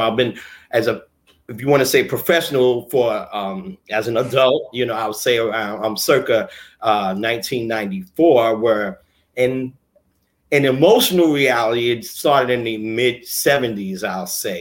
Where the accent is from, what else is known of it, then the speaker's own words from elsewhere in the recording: New York City, New York, United States; also born or lived in Brooklyn / Bronx; I'm born and raised in New York City, originally born in Brooklyn, you know, of Harlem parents.